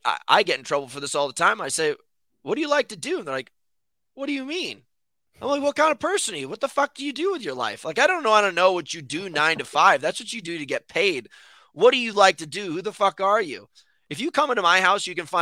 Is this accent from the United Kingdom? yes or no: no; New York City, New York, United States; I'm from New York City